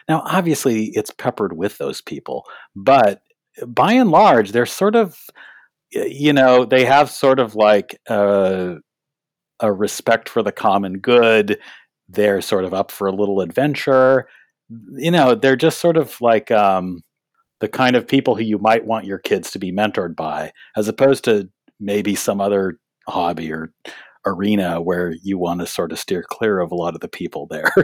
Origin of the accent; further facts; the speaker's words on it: San Gabriel Valley, Southern California, United States; moved away as an adult; also born or lived in Boston; I'm actually from Southern California. Yeah, I grew up in the San Gabriel Valley